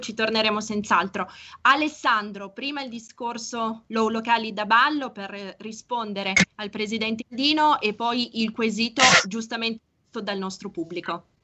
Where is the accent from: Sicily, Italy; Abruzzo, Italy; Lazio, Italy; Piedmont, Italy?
Piedmont, Italy; nostre parti in canavese